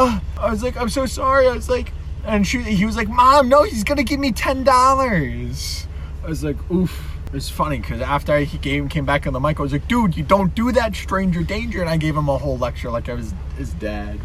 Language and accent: English; New York, United States; we're from New York, we're on the Eastern Seaboard